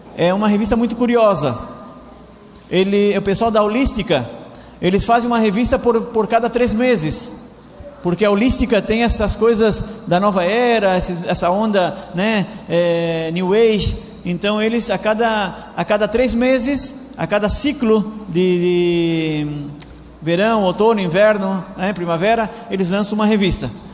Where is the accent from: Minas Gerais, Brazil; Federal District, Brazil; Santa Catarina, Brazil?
Santa Catarina, Brazil; Laguna; moved away as an adult; also born or lived in Argentina; Faz pouco tempo que eu estou aqui na Argentina, eu sou do Brasil, venho de Laguna, uma cidade que nem, nem circular na cidade tem